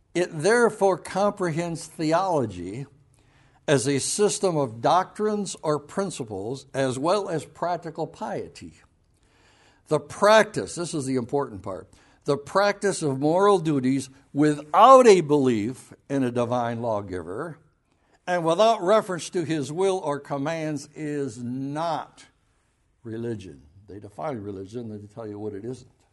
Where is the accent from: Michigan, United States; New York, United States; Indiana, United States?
Michigan, United States; Grand Haven; I was raised right there in Spring Lake and Grand Haven.